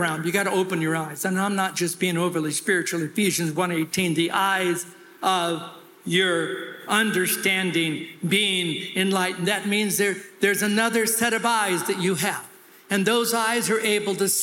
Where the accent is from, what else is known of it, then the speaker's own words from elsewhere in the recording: California, United States; I'm from California